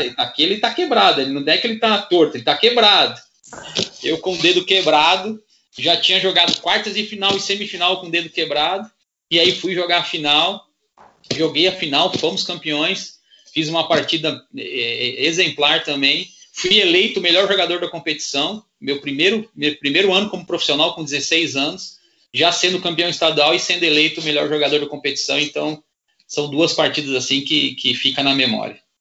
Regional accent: Santo André, São Paulo, Brazil; moved away as an adult; now in Praia Grande, Brazil; eu sou de Santo André, né? Minha família toda em Santo André. Eu hoje resido em Praia Grande, mas meus pais ainda moram em Santo André

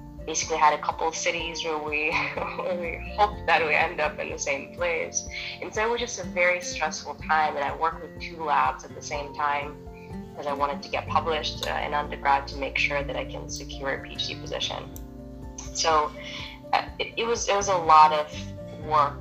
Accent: Moldova; also born or lived in Russia; now in United States; I was born in Moldova, spent most of my adulthood in Russia. I moved here to the States when I was 19

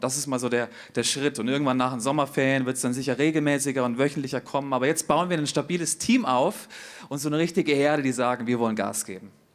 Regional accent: Hesse, Germany; moved away as an adult; now in Zurich, Switzerland; ich bin ja in Hesse geboren, bin ja hier so ein hessischer äh, ja, Typ halt

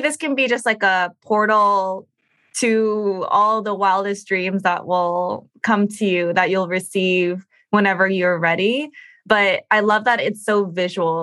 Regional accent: United States; as Asian American women

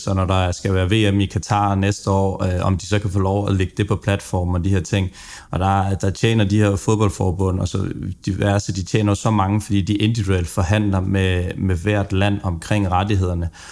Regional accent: Funen, Southern Denmark, Denmark; jeg er jo også Fynbo

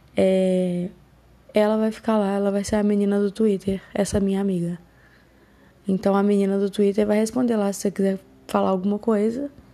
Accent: Belo Horizonte, Minas Gerais, Brazil; eu sou de Belo Horizonte

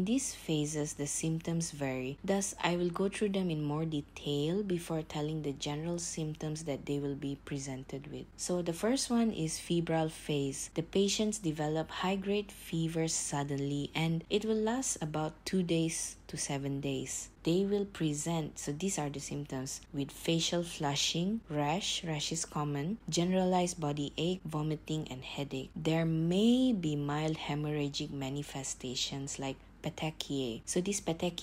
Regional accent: Malaysia; I'm from Malaysia

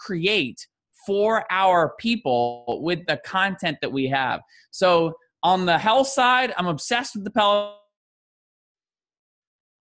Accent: Canada; as a Canadian

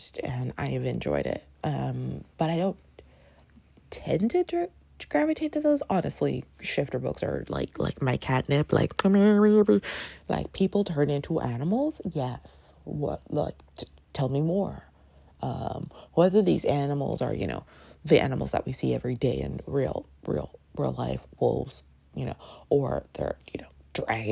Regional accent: Toronto, Ontario, Canada; I grew up in Canada

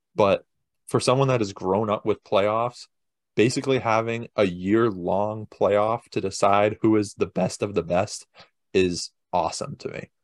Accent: United States; we're American

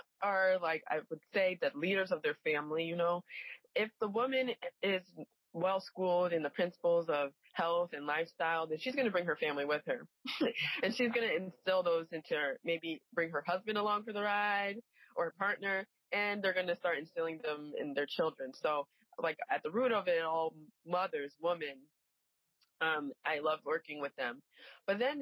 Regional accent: Cheshire, Connecticut, United States; I grew up in a small town in Connecticut with Leslie. Cheshire, Connecticut.

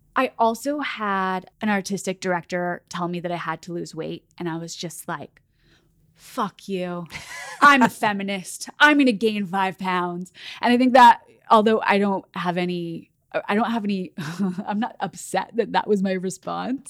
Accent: Oklahoma City, Oklahoma, United States; So I grew up in Oklahoma City, and I grew up dancing there

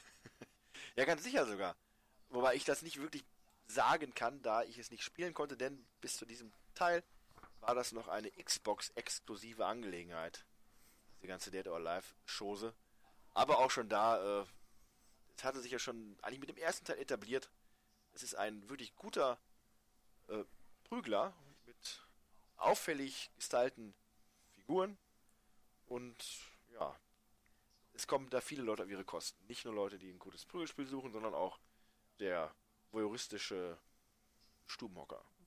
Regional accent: Germany; als Deutscher

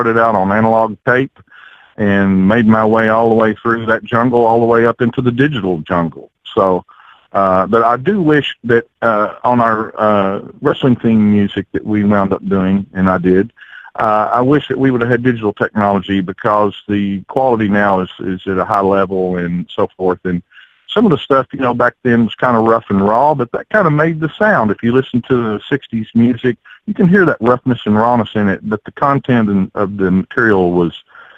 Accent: Somerset, Kentucky, United States; It's a rural town, but it's on the Lake Cumberland up here in Kentucky, and we have over 1,500 miles of shoreline on this lake up here. And it's a vacation town.

